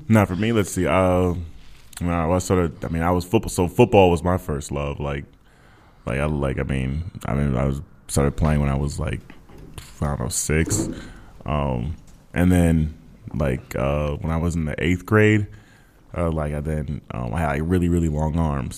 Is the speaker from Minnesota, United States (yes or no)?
yes; Minnesota, United States; now in Texas, United States; I was from from Minnesota, but I live in Texas now